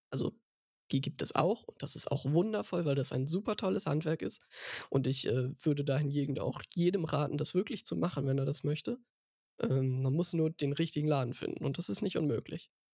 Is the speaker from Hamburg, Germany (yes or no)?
yes; Hamburg, Germany; ich bin gebürtiger, stolzer Hamburger